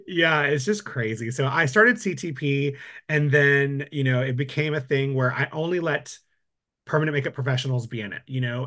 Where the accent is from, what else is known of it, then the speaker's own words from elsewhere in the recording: West Texas, United States; moved away as an adult; now in Austin, United States; I'm from West Texas